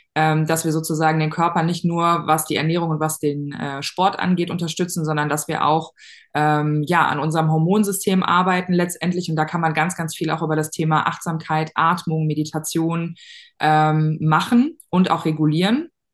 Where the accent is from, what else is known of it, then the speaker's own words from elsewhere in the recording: near Cologne/Bonn, North Rhine-Westphalia, Germany; Ich komme aus der Nähe von äh, Köln, Bonn, da so die NRW-Ecke